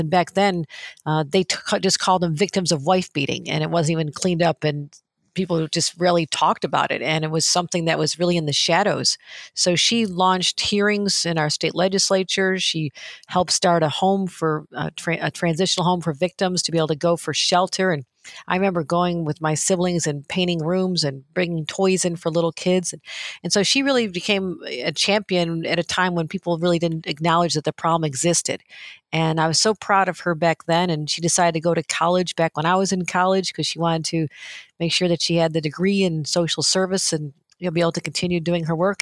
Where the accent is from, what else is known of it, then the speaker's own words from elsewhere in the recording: New York, United States; also born or lived in Washington, D.C.; I still go visit the diners and stay connected with people in my hometown, kind of a gritty steel town that was, you know, left for dead after Bethlehem Steel pulled up